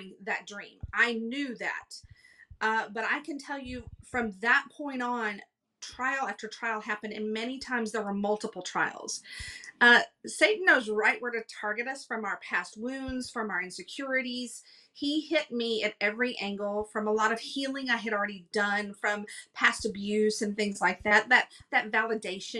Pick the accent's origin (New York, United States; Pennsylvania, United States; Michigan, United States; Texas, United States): Texas, United States; moved away as an adult; also born or lived in Los Angeles, California; We moved from Texas. I had never lived outside of Texas ever.